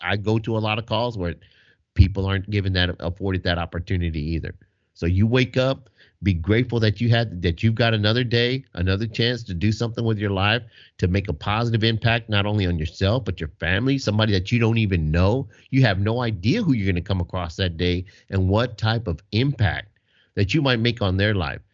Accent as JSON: {"language": "English", "region": "Texas", "country": "United States", "said": "I'm from Texas"}